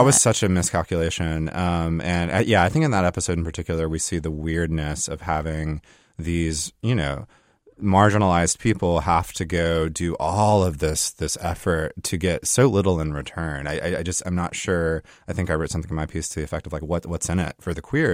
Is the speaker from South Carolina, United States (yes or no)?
yes; South Carolina, United States; I come from South Carolina